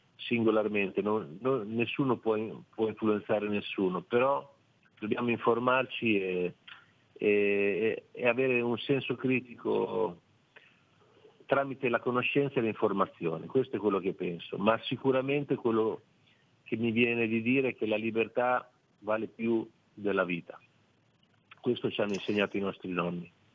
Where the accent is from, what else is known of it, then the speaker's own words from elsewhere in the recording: Cesena, Emilia-Romagna, Italy; io sono di Cesena